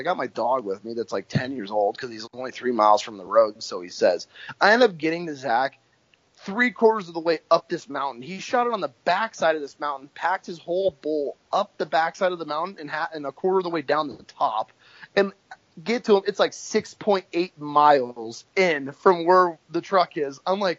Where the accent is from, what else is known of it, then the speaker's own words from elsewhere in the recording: California, United States; And so here I come from California, flatlander